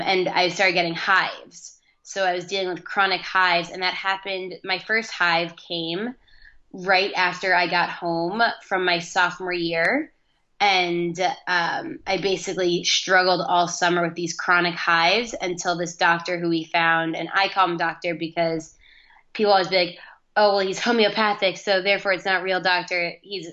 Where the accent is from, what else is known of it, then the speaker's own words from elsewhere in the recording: Manhasset, New York, United States; moved away as an adult; also born or lived in Ithaca, New York; now in Los Angeles, United States; I grew up in Manhasset on Long Island